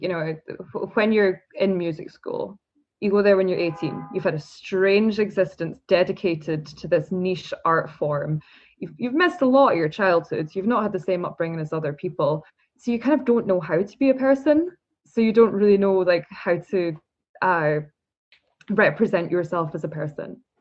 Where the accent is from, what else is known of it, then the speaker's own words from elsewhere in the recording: Scotland, United Kingdom; I'm from Scotland